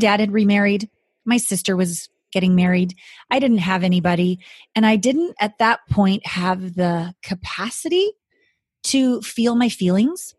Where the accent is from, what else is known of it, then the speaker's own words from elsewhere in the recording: Canada; moved away as an adult; also born or lived in Japan; I'm from Canada, small town Canadian girl